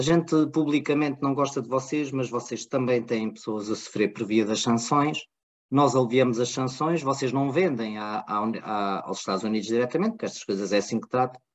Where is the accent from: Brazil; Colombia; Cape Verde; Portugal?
Portugal; nós, portugueses